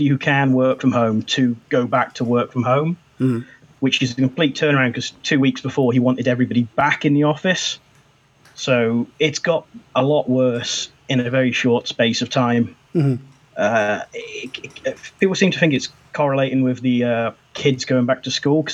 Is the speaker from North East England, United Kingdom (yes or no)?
no; Shropshire, West Midlands, United Kingdom; I'm from England. A little town, Shropshire